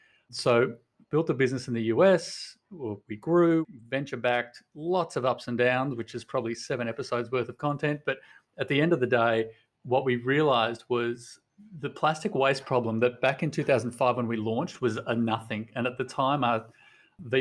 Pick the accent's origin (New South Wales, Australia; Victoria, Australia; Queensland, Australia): New South Wales, Australia; Sydney; moved away as an adult; also born or lived in Portland, Oregon; We are from Sydney, Australia, but we moved to Portland, Oregon